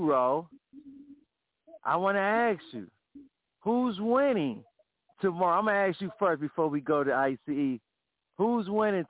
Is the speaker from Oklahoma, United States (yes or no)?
no; Cleveland, Ohio, United States; I love the Browns, too, because I'm from Cleveland